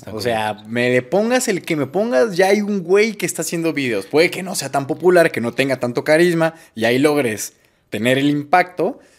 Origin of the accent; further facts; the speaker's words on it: Mexico; Que nosotros somos mexicanos